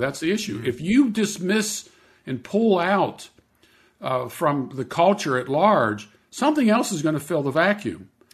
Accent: Pittsburgh, Pennsylvania, United States; I grew up in Pittsburgh, Pennsylvania

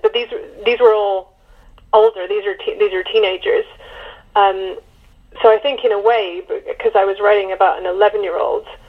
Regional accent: United Kingdom; as a Brit

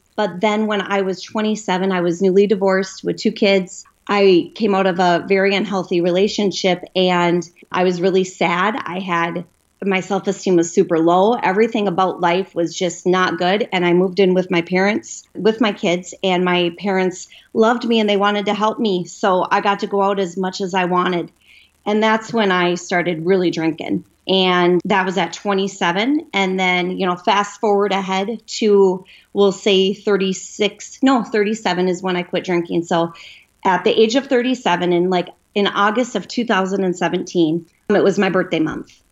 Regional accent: Minneapolis, Minnesota, United States; I'm from Minneapolis, Minnesota

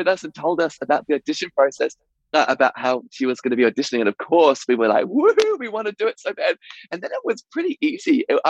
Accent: Nantwich, North West England, United Kingdom; also born or lived in Yeovil, United Kingdom / Vancouver, Canada; now in New Zealand; I was born in Yeovil in Somerset, and I lived in a place called Nantwich in Cheshire for 10 years. So we moved to New Zealand in 1999

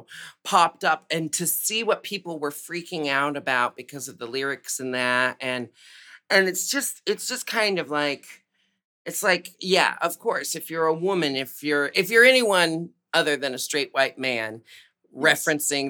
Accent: Portland, Oregon, United States; I was born and raised in Portland, Oregon

